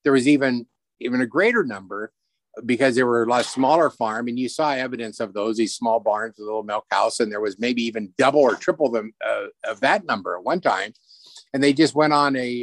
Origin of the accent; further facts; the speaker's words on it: the Snoqualmie Valley, Washington, United States; when I was a kid growing up in the Valley